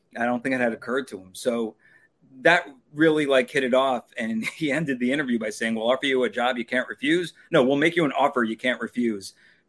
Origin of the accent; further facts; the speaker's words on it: Long Island, New York, United States; moved away as an adult; I'm from New York. I'm from Long Island. I kind of was a little homesick anyway.